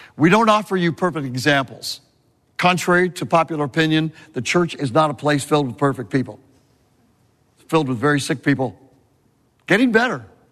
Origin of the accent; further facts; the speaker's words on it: California, United States; moved away; I'm a Californian